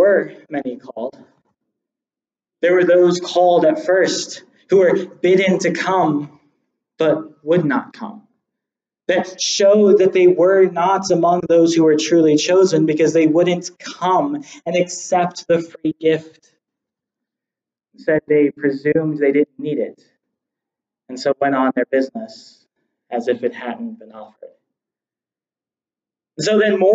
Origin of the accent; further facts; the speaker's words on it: United States; I have a birth certificate showing I was born in America